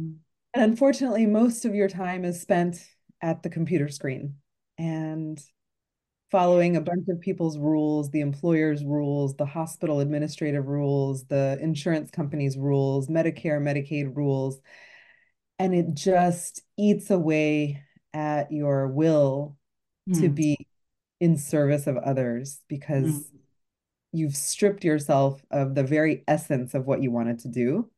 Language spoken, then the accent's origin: English; Houston, Texas, United States; Houston, Texas.